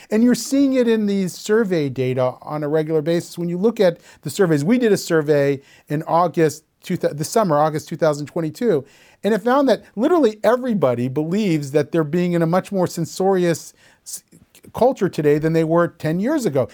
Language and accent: English; Columbus, Ohio, United States; When I was growing up in Columbus, Ohio, in, you know, the nineteen seventies and nineteen eighties